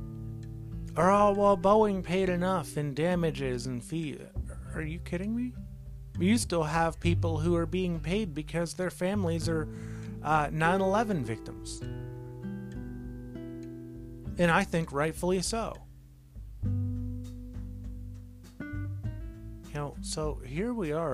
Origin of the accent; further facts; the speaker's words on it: United States; as American citizens